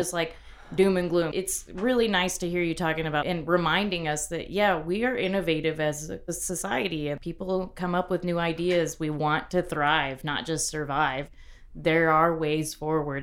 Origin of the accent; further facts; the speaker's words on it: Corpus Christi, Texas, United States; now in Lubbock, United States; growing up in Corpus